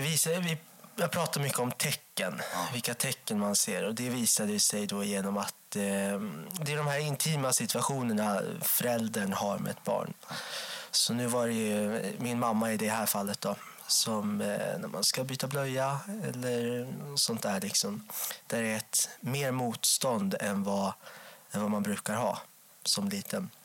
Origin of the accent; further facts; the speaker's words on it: Enköping, Uppsala County, Sweden; jag växte upp i Enköping